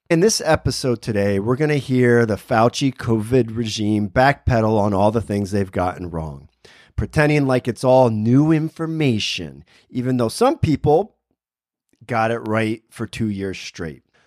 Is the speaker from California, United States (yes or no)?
no; Berwick, Pennsylvania, United States; my hometown, Berwick, Pennsylvania